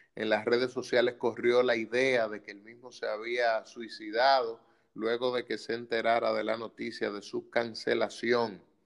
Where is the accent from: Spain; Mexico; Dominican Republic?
Dominican Republic; como dominicanos